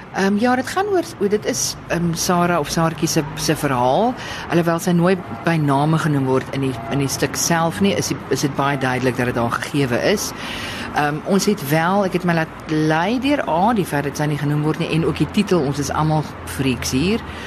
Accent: Stellenbosch, Western Cape, South Africa; ek het op Stellenbosch groot geword

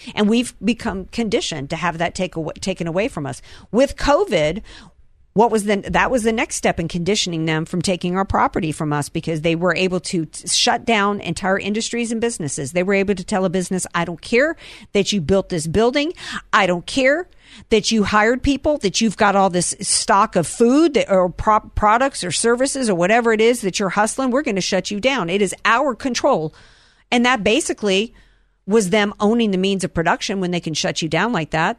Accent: the South, United States; I'm from the South

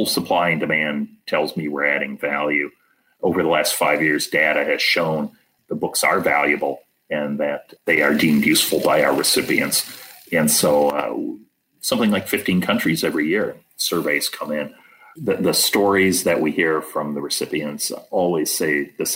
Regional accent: Minnesota, United States; I come from Minnesota

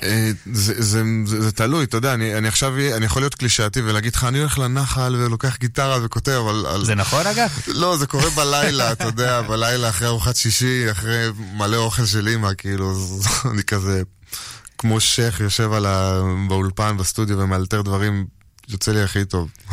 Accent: She'ar Yashuv, Northern District, Israel; also born or lived in Tel Aviv; גדלתי כל הזמן בשאר יישוב

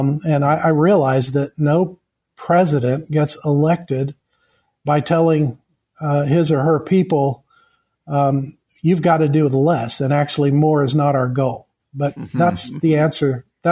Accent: Kenya; I hail from Kenya. I was born the product of missionary parents, and so was my wife.

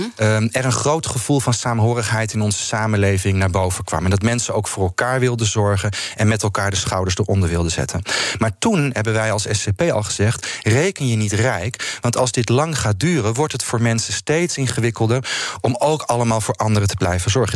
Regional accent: Netherlands; als Nederlanders

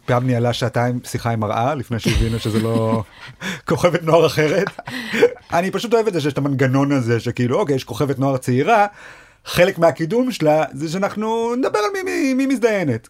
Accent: Rishon LeZion, Central District, Israel; moved away as an adult; also born or lived in Sderot / Jerusalem; now in Tel Aviv, Israel; כל חיי גדלתי בראשון.

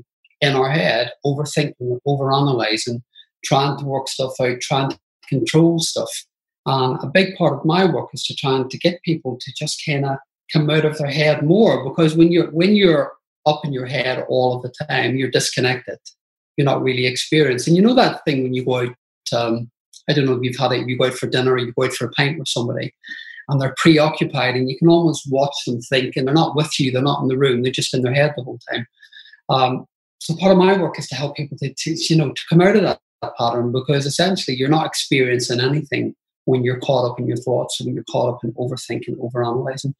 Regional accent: Belfast, Northern Ireland, United Kingdom; I grew up in Belfast and it was a really tough time to grow up in Northern Ireland

